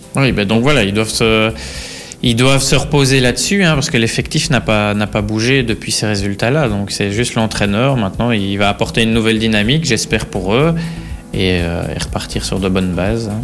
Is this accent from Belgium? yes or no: yes; Belgium; nous, en tant que Belges